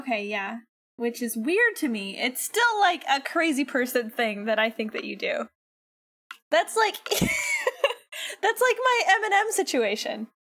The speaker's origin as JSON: {"language": "English", "country": "United States", "said": "being an American"}